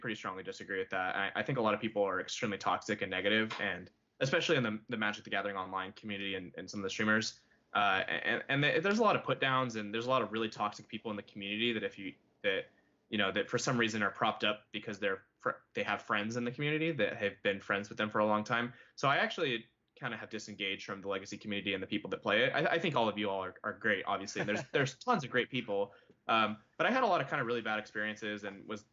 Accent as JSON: {"language": "English", "town": "Santa Rosa", "region": "California", "country": "United States", "said": "we're both from the Santa Rosa area, California, Northern California."}